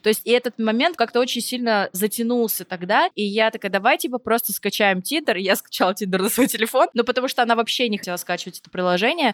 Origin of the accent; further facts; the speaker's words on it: Vorkuta, Komi Republic, Russia; я из Воркуты